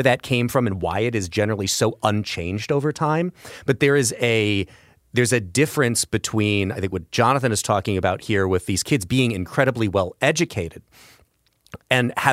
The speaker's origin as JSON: {"language": "English", "town": "Belleville", "region": "Illinois", "country": "United States", "tie": "born or raised there", "said": "I grew up in Belleville, Illinois"}